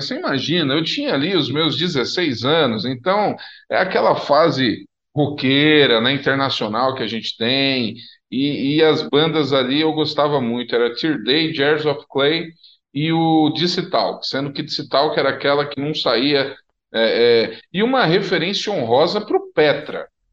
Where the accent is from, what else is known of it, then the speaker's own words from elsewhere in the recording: São Paulo, Brazil; eu cresci, e no bairro que eu cresci em São Paulo